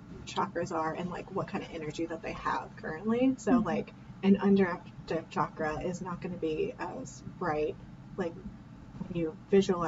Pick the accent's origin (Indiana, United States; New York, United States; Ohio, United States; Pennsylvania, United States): Indiana, United States; We're from Indiana